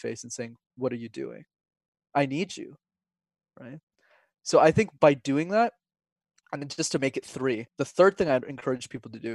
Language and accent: English; Montreal, Quebec, Canada; when I was 5 years old, Wesley, I got put into a French school because I'm from Montreal, but I didn't speak a word of French